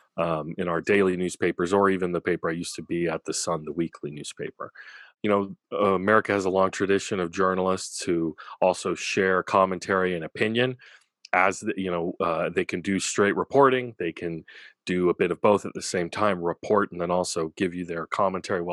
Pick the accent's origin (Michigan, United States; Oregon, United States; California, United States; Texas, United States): California, United States; Orcutt; also born or lived in Santa Maria, California; I grew up here in Orchid, Santa Maria